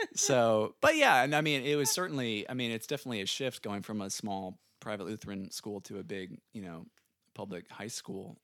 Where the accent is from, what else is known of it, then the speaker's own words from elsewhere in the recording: San Antonio, Texas, United States; also born or lived in Chicago; we moved to San Antonio when I was five, so pretty young. And, um, I have a younger sister named Carly. She's two years younger than me. And, uh, yeah, we grew up in San Antonio.